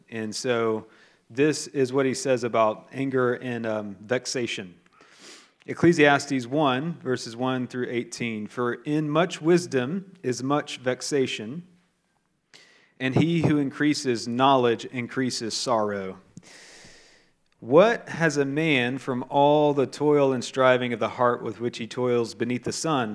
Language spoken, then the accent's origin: English; the South of the United States, United States; I'm from the South of the United States